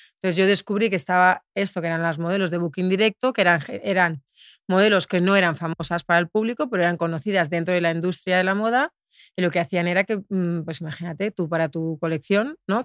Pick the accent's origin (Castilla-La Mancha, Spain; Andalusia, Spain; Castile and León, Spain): Castilla-La Mancha, Spain; Albacete; moved away; yo nací en Albacete